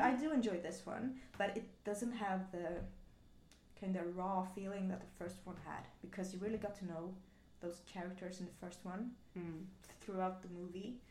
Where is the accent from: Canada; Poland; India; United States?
Poland; I'm from Poland